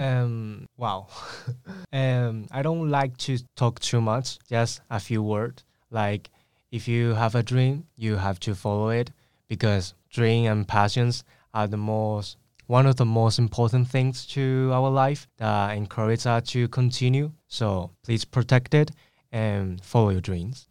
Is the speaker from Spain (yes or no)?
yes; Spain; English is a second language; I was born in Spain, and I was grown in Spain, like, as well